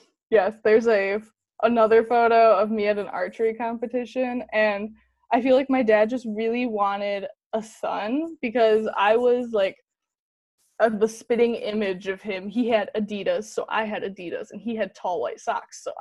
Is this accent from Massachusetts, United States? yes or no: no; Grant, Michigan, United States; also born or lived in Grand Rapids, Michigan; So I grew up in Grand Rapids, Michigan. Originally, when I was in the third grade, we moved to Grant, Michigan, which is a very small town